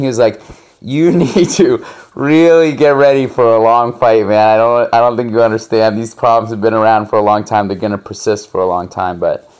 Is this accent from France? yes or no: yes; France; also born or lived in United States; You know, I grew up in Europe, in France, and so I was always really like, and I would get jumped for being American